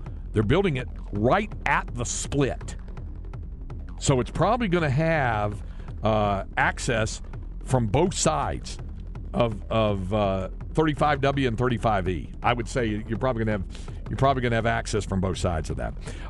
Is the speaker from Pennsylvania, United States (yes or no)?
no; Holliday, Texas, United States; I grew up in Holiday, which is between Wichita Falls and Seymour.